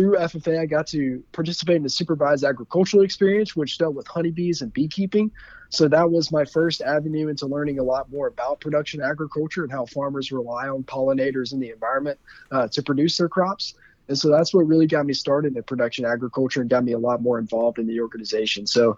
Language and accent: English; Covington, Georgia, United States; I'm from Covington, Georgia, which is a town about 30 miles directly east of Atlanta, down there in the heart of the South. I love growing up in Covington